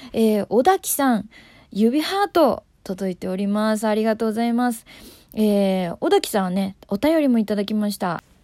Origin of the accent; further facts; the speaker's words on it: Tokyo, Japan; 私東京出身なんですけど